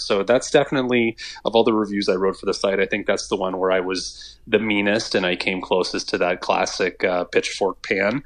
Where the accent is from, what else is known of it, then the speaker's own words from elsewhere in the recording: Northern Ontario, Canada; growing up in Northern Ontario